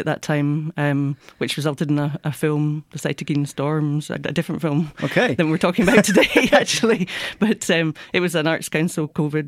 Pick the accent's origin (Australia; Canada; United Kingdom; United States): United Kingdom; Glasgow, Scotland; accent: Scottish; I'm originally from Glasgow in Scotland.